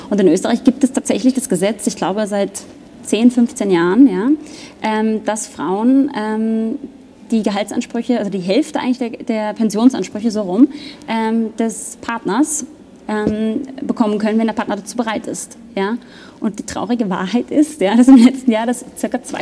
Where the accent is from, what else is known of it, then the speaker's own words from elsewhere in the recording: Germany; now in Austria; Ich komme aus Deutschland, da gibt es das auch nicht.